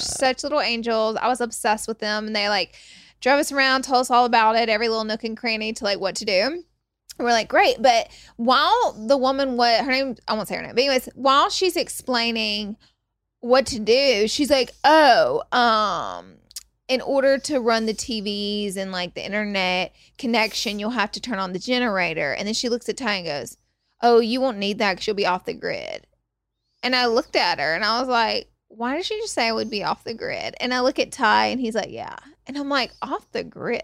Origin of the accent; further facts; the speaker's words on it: Alabama, United States; moved away; I'm from Alabama